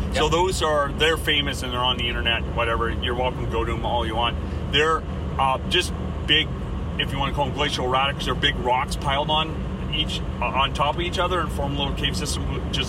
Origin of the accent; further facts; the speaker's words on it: Ontario, Canada; moved away as an adult; also born or lived in Vancouver Island, British Columbia; now in Campbell River, Canada; where I grew up in Ontario